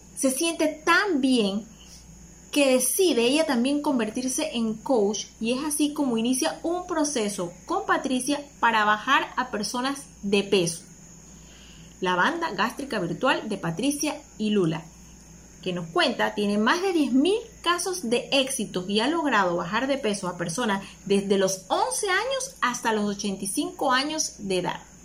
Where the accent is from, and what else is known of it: Panama